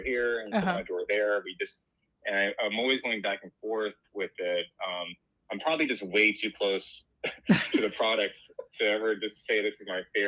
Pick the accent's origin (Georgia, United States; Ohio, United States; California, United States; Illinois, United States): California, United States; Los Angeles; I'm from Los Angeles. I still live here.